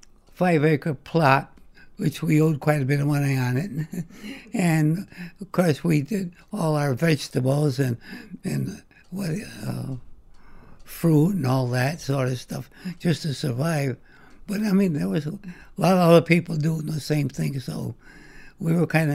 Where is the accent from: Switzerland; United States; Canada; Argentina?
United States; Waterbury; born there; That's right. I was born in Waterbury.